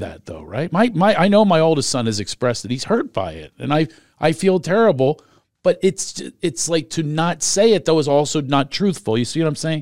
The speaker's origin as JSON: {"language": "English", "town": "Philadelphia", "region": "Pennsylvania", "country": "United States", "tie": "born or raised there", "moved": "yes", "said": "I grew up in Philadelphia"}